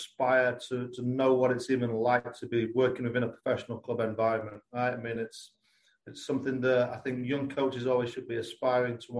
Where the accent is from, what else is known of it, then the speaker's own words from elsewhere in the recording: Lincolnshire, East Midlands, United Kingdom; accent: English; moved away as an adult; also born or lived in North Carolina; now in Kentucky, United States; I am from Lincolnshire in England, so on like the East Coast